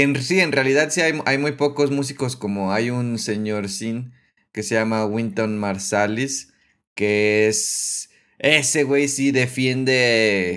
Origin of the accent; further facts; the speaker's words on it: Mexico; a mí como mexicano